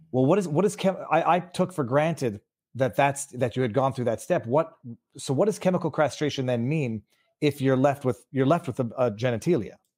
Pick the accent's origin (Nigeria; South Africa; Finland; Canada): Canada; I'm from Canada where you don't mention that you own a gun